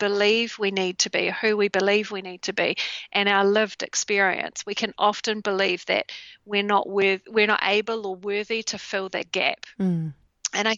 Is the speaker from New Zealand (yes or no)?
yes; New Zealand; in New Zealand, in my home country.